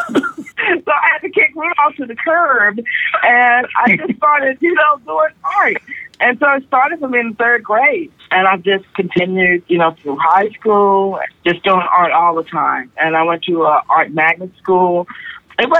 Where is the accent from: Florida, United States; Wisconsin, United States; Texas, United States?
Texas, United States; Austin; also born or lived in Syracuse / San Francisco; I'm born here in Austin and lived here pretty much my whole life